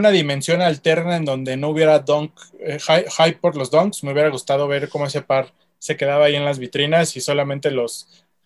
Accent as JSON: {"language": "Spanish", "country": "Mexico"}